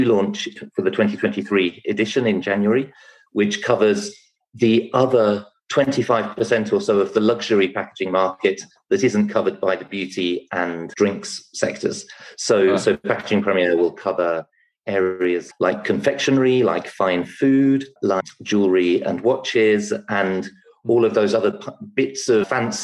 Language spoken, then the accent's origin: English; England, United Kingdom; also born or lived in France / London; I came back to England because I'm British